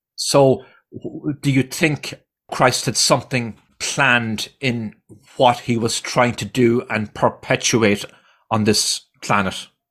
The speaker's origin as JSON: {"language": "English", "country": "Ireland", "tie": "born or raised there", "moved": "yes", "said": "I grew up in Ireland"}